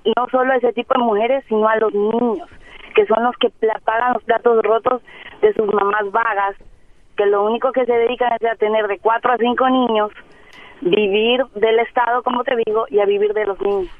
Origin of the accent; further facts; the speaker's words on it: Ecuador; moved away as an adult; now in Monterrey, Mexico; Yo soy de Ecuador y, y las mujeres de Ecuador, la mayoría tenemos títulos de tercer nivel